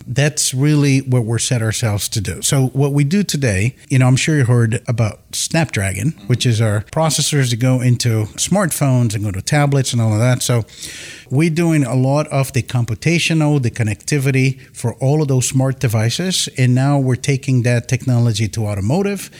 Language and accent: English; Campinas, São Paulo, Brazil; born or raised there; moved away as an adult; also born or lived in Tokyo, Japan; now in San Diego, United States